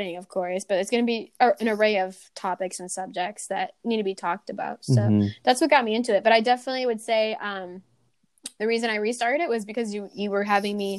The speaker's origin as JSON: {"language": "English", "town": "Buffalo", "region": "New York", "country": "United States", "tie": "born or raised there", "moved": "yes", "said": "go back home, mm-hmm. Where I grew up in Buffalo."}